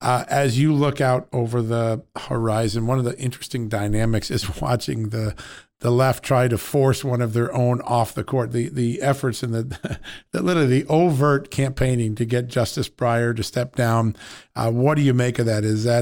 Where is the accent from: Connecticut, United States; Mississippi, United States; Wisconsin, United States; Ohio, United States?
Connecticut, United States; my home state of Connecticut